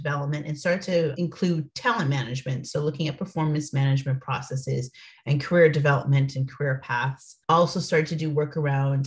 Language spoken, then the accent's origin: English; Toronto, Ontario, Canada; moved away as an adult; now in United States; I'm from Canada, from Toronto, Canada